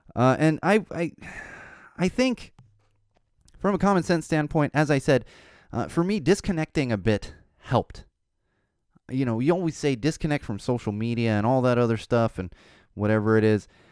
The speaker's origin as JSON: {"language": "English", "town": "Poway", "region": "California", "country": "United States", "tie": "born or raised there", "also_born_or_lived": "Miami, Florida / Chicago / Los Angeles", "said": "I grew up in Poway"}